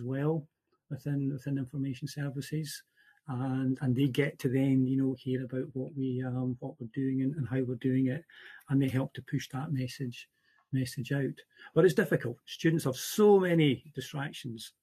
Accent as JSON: {"language": "English", "region": "Central Scotland", "country": "United Kingdom", "said": "I'm from Central Scotland."}